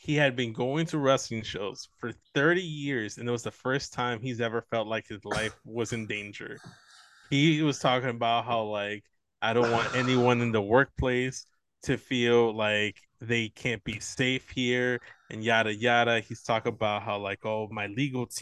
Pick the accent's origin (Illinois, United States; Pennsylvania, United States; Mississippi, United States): Illinois, United States; Chicago; we're from Chicago